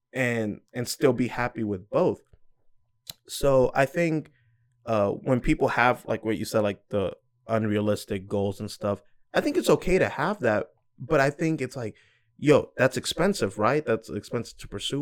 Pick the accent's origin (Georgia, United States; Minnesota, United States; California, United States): Georgia, United States; also born or lived in New York; I was born in New York and moved to Georgia. I didn't get a say, I was just a kid.